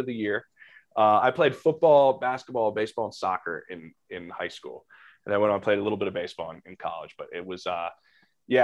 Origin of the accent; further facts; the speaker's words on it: Philadelphia, Pennsylvania, United States; born and raised in Philly